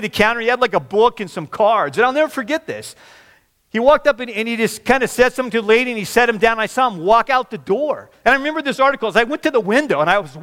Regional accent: Washington, United States; also born or lived in Oregon / Seattle / Kirkland; growing up in Washington. I went to school in Oregon, moved back to Seattle.

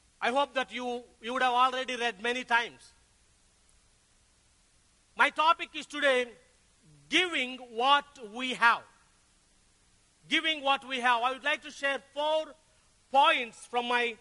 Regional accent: Tenali, Andhra Pradesh, India; I came from South India, a place called Tenali, which is near to Hyderabad.

